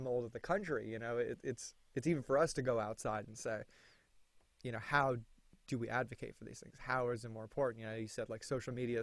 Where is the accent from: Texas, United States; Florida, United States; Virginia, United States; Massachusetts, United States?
Florida, United States; I'm from Florida